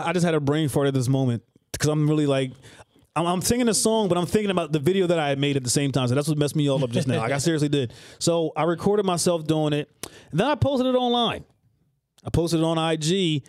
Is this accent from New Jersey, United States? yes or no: yes; Whitesboro, New Jersey, United States; I shout out my hometown, Whitesboro, New Jersey.